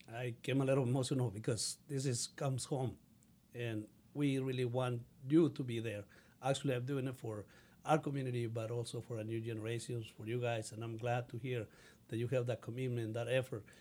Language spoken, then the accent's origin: English; Mexico; English is a second language; now in United States; I learned English when I was uh, 16, so, and I still speak with an accent, but I feel proud of having an accent. I'm really a Mexican, but also an American